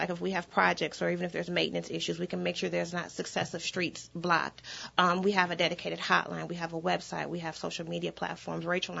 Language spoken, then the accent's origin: English; Michigan, United States; moved away as an adult; now in Louisiana, United States; I'm originally from Michigan.